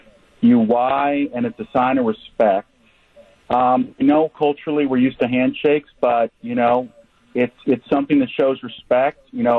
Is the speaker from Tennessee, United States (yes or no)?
no; Waukesha, Wisconsin, United States; also born or lived in Thailand; now in Houston, United States; I'm originally from Waukesha. I live down here in Houston. I lived in Thailand for 10 years